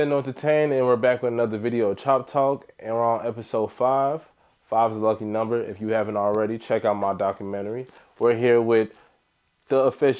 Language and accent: English; Chicago, Illinois, United States; I was born and raised in Chicago, Illinois.